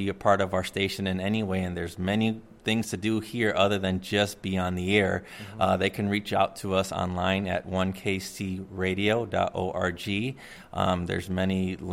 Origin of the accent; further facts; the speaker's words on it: Chicago, Illinois, United States; moved away as an adult; now in Kansas City, United States; as a kid growing up in Chicago, I was the hardcore underground hip-hop guy.